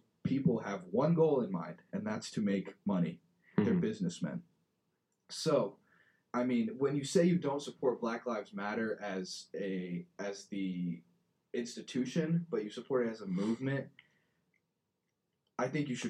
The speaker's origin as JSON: {"language": "English", "town": "Fishers", "region": "Indiana", "country": "United States", "tie": "born or raised there", "said": "I grew up in Fishers, Indiana, a predominantly white city. And I loved it here. I love it here. I love it at Fishers. Oh my gosh. I would not live anywhere else."}